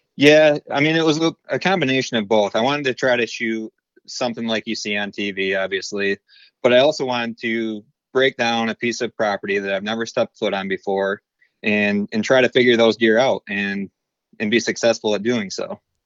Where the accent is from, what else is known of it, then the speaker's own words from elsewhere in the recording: Beal City, Michigan, United States; I'm actually from Beale City, Michigan. I'm twenty-nine years old, and I've pretty much, uh, lived in this area my entire life